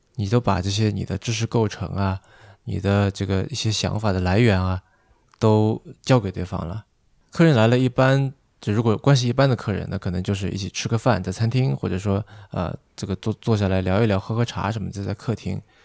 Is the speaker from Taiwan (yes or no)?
no; China; 尤其对我们中国人而言